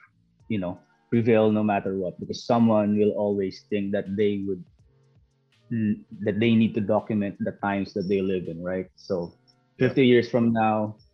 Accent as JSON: {"language": "English", "country": "Philippines", "also_born_or_lived": "New Zealand", "moved": "yes", "lives_now": "Canada", "said": "I am an immigrant. I am from the Philippines originally, and I immigrated from the Philippines to New Zealand, and then now I am in Canada, and I've been here for a year."}